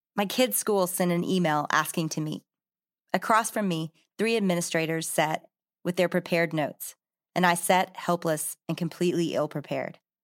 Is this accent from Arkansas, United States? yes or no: yes; Arkansas, United States; Growing up in Arkansas, I'd gone with my dad to all the Razorback games